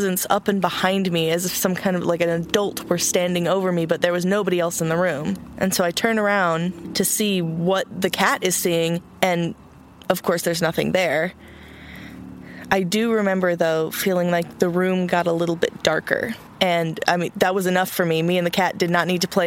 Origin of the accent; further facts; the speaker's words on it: Austin, Texas, United States; also born or lived in California; So we came to Austin when I was about 6 years old